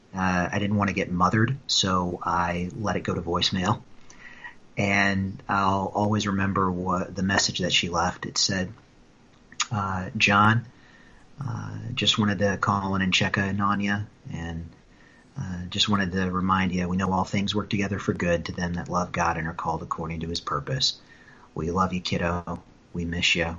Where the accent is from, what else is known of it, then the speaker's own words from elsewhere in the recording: Wright County, Iowa, United States; also born or lived in Speedway, Indiana; my dad moved my mom and myself out to the family farm in Iowa, where I grew up uh, for the next 23 years of my life